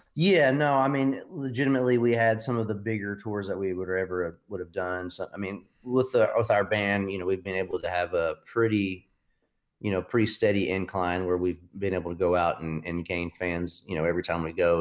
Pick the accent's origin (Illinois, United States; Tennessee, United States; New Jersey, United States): Tennessee, United States; Knoxville; Everybody's from, originally from Knoxville